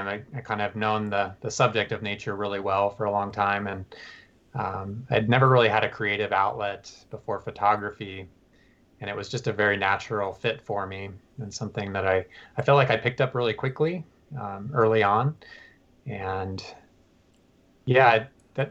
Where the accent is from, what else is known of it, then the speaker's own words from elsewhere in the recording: Tucson, Arizona, United States; moved away; I'm from Tucson